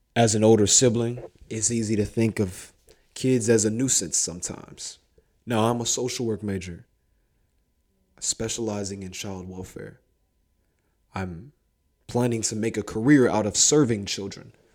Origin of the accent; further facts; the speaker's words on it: Columbus, Ohio, United States; my hometown, Columbus